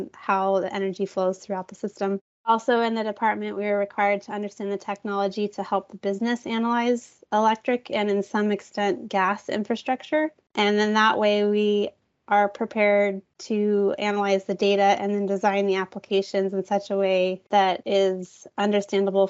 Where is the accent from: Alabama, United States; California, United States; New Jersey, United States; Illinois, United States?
California, United States; Garden Valley; moved away as an adult; also born or lived in Oregon; now in San Diego, United States; I grew up near Lake Tahoe in Northern California